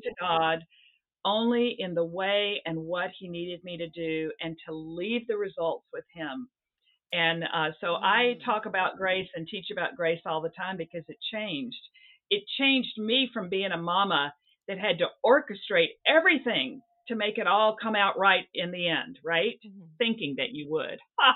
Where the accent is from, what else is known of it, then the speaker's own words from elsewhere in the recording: the South, United States; also born or lived in Seattle; now in New England, United States; it's not the Bible Belt where I grew up in the South